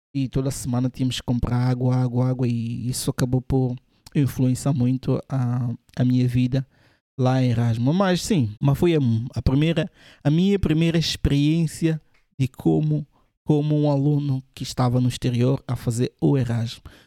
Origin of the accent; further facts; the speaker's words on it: São Tomé & Príncipe; now in Portugal; Eu sou de Santo Tomé e vim para Portugal, estava a estudar